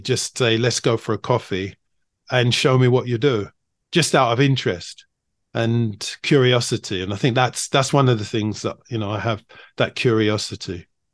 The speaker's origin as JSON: {"language": "English", "region": "London", "country": "United Kingdom", "tie": "born or raised there", "also_born_or_lived": "China", "moved": "as an adult", "said": "I grew up in London"}